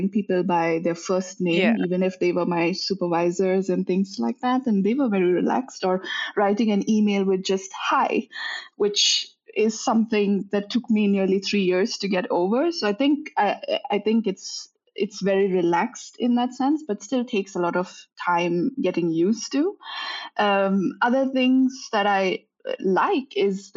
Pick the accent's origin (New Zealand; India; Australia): India; moved away as an adult; also born or lived in Netherlands; now in Linköping, Sweden; I'm born and raised in India, but I've been living abroad since 2012.